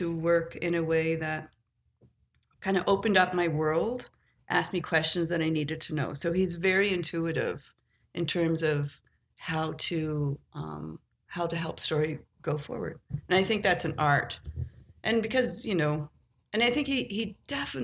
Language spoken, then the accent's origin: English; Cape Breton, Nova Scotia, Canada; moved away; I grew up in Cape Breton